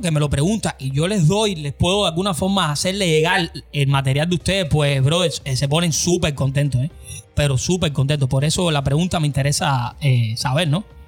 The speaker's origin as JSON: {"language": "Spanish", "country": "Cuba", "moved": "yes", "lives_now": "United States", "said": "salí de Cuba"}